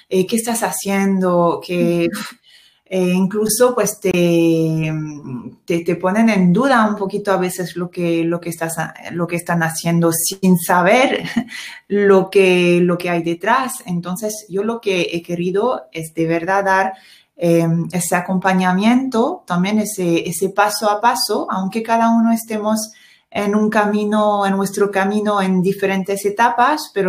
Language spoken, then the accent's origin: Spanish; France; Spanish is a second language; now in Spain; sí soy francesa